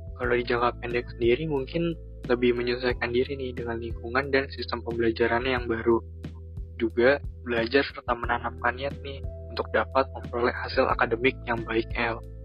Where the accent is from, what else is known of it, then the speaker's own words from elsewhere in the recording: Jakarta, Indonesia; moved away as an adult; now in Lampung, Indonesia; saya sendiri berasal dari Jakarta